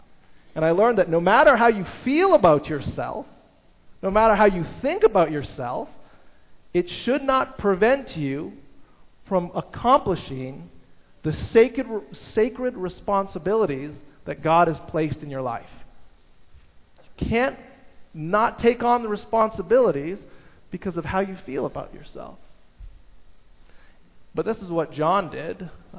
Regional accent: Toronto, Ontario, Canada; also born or lived in United States; I grew up in the States and in Toronto

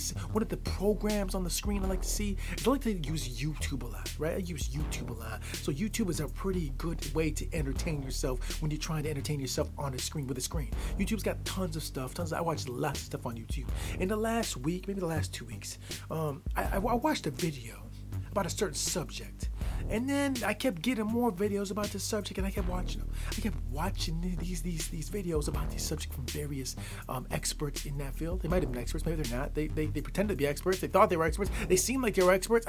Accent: the Midwest of the United States, United States; I grew up in the Midwest of the United States. I still am in the Midwest of the United States.

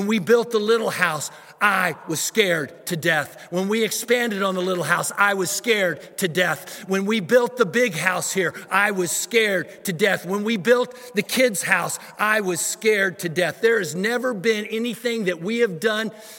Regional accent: Missouri, United States; moved away as an adult; now in Dallas, United States; we moved from Missouri, the state that I was raised in, to come to Dallas

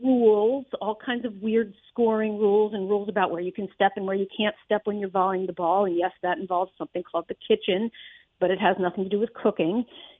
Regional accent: Amherst, Massachusetts, United States; also born or lived in Northampton, Massachusetts; I'm originally actually from Amherst, and then I moved back to the area in 93.

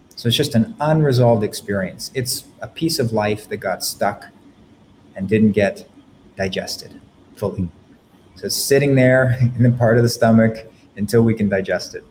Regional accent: Canada; I'm from Canada.

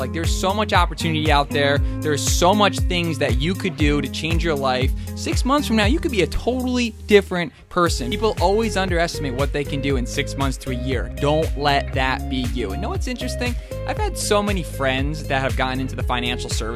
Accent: Albany, New York, United States; out here in my hometown of Albany, New York

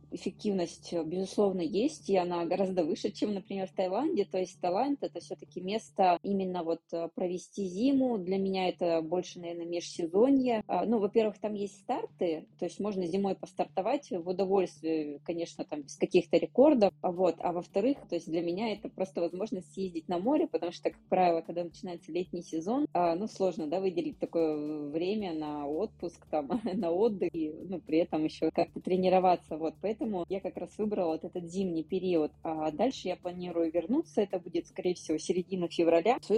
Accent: Yekaterinburg, Sverdlovsk Oblast, Russia; Сейчас я нахожусь э, в Екатеринбурге, в родном городе.

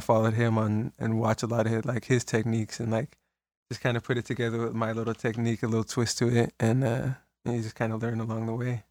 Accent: Salinas, California, United States; I was born in Salinas, born and raised in Salinas

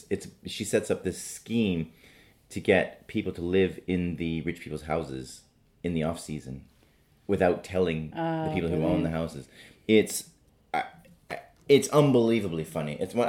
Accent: Calgary, Alberta, Canada; now in Manchester, United Kingdom; Calgary. I'm from Calgary.

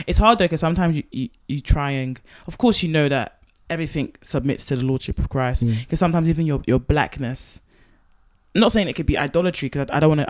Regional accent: Nigeria; And even I'm Nigerian, so I sing like

